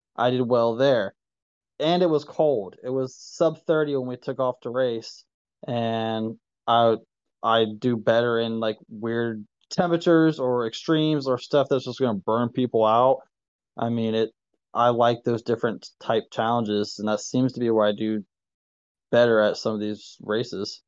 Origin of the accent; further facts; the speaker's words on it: Ohio, United States; now in Kentucky, United States; It's Ohio, that's my state